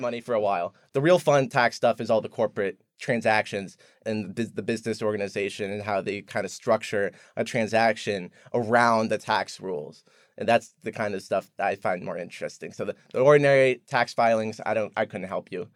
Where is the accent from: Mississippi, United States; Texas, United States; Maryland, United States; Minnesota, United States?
Maryland, United States; Columbia; moved away as an adult; also born or lived in Baltimore / San Francisco; now in Charlottesville, United States; I grew up in Columbia, Maryland